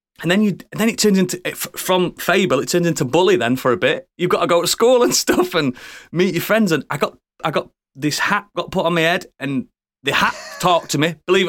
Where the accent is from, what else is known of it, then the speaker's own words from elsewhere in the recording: Yorkshire and the Humber, United Kingdom; I've had to stop myself saying Hogwarts because I'm from West Yorkshire and we say Warts instead of.